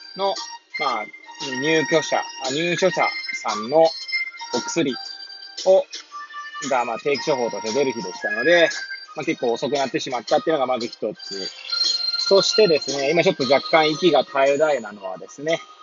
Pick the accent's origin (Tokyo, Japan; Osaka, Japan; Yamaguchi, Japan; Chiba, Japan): Tokyo, Japan; Hachioji; moved away as an adult; now in Kamaishi, Japan; 八王子生まれ、八王子育ちなんですね